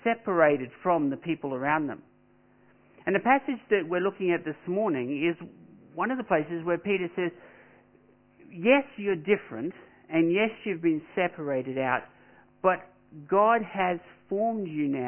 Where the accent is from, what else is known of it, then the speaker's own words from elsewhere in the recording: Australia; I'm an Australian